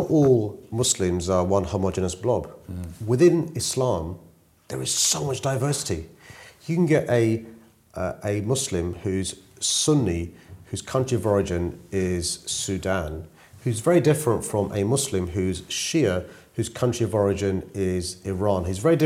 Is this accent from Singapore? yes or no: no; London, United Kingdom; growing up in South London was a great experience for me